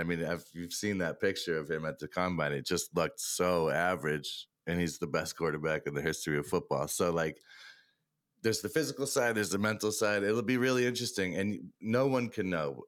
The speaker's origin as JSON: {"language": "English", "town": "Boston", "region": "Massachusetts", "country": "United States", "said": "I'm from Boston"}